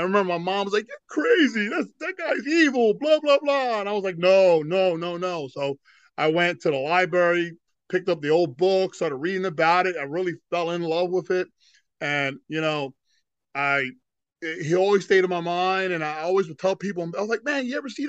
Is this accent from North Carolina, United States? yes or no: no; Philadelphia, Pennsylvania, United States; now in Florida, United States; originally I was born in Philadelphia